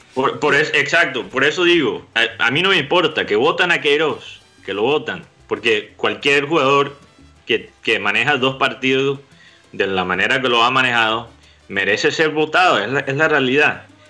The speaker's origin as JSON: {"language": "Spanish", "country": "Colombia", "said": "aquí en Colombia"}